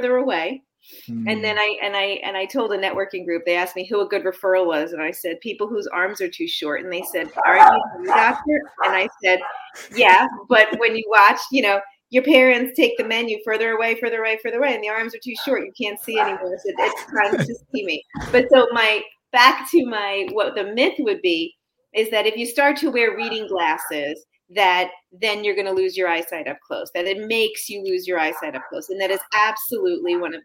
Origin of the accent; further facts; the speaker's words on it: New York, United States; moved away as an adult; also born or lived in Birmingham, Alabama / Davie, Florida; now in Florida, United States; I grew up in New York.